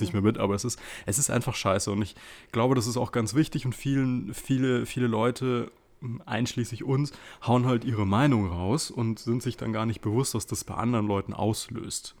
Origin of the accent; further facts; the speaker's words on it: Munich, Bavaria, Germany; wir eigentlich gebürtige Münchner sind